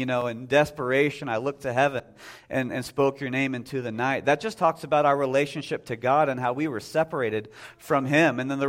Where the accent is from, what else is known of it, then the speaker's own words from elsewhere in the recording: Texas, United States; now in Whitehall, United States; If you go down to the church I grew up with in Texas, it sounds a lot more southern than it would up here.